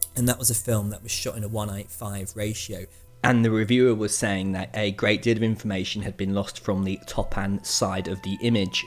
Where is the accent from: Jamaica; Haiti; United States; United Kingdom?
United Kingdom; Manchester, North West England; my hometown of Manchester